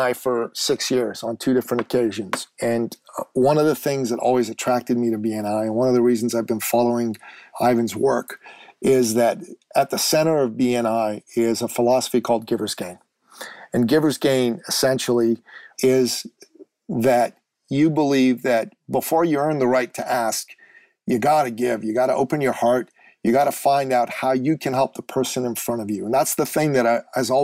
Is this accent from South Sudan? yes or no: no; Iran; moved away; I'm actually originally from the Middle East. I'm from Iran.